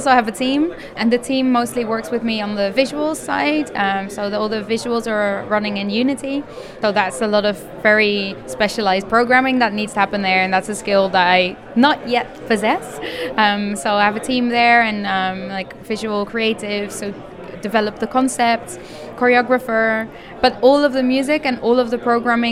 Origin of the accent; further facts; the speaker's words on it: Netherlands; I'm a musician from the Netherlands